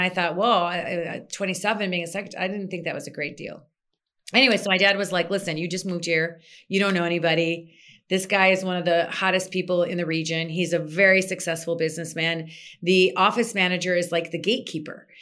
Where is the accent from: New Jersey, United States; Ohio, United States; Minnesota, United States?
Minnesota, United States; moved away as an adult; also born or lived in Egypt; Born and raised in Minnesota, lived there till I was twenty-seven